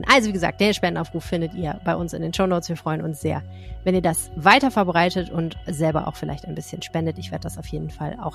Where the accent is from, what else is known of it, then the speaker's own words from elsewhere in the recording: Düsseldorf, North Rhine-Westphalia, Germany; Aber ein bisschen kann man ja schon als Düsseldorfer dann einem anderen Düsseldorfer oder einer anderen Düsseldorferin zeigen, äh, dass man an sie denkt.